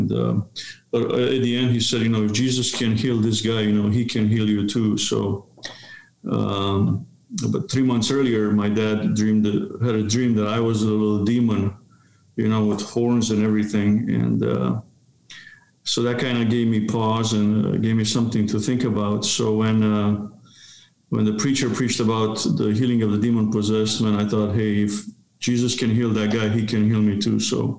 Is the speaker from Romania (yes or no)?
yes; Romania; born there; So I was born in Romania in 1970.